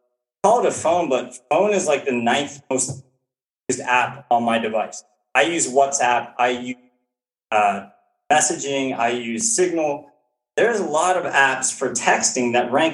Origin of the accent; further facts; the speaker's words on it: United States; as an American